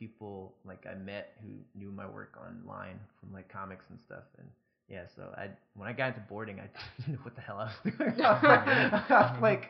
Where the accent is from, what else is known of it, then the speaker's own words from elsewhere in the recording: New Jersey, United States; Like I'm from Jersey, but I, like at the time I was in Georgia, I lived or moved all across the East Coast or along the East Coast a bunch.